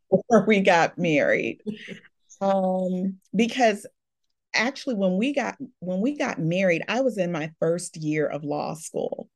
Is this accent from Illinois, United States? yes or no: yes; Chicago, Illinois, United States; I was born and raised in Chicago. I've been here all of my life.